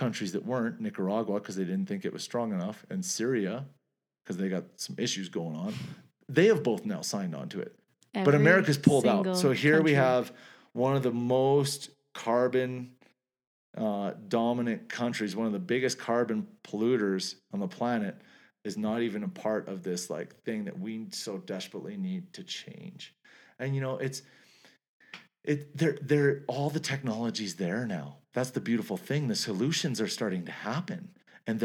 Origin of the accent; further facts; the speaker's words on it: Canada; I'm Canadian.